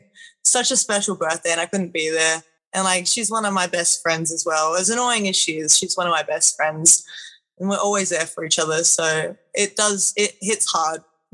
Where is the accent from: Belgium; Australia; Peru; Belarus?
Australia; I mean, I guess it's pretty normal for me.